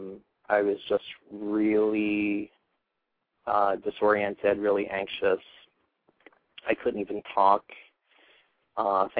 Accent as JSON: {"language": "English", "region": "Iowa", "country": "United States", "tie": "born or raised there", "also_born_or_lived": "Philadelphia suburbs", "moved": "yes", "lives_now": "Philadelphia, United States", "said": "I moved to the suburbs from Iowa originally. That's where I grew up."}